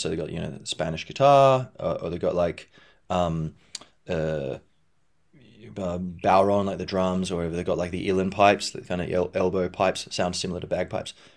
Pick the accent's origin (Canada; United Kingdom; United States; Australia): Australia; Perth, Western Australia; I grew up in Perth, Western Australia